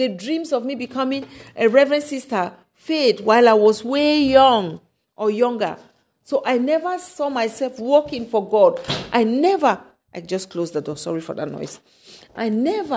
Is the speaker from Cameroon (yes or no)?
yes; Cameroon; where I'm coming from Cameroon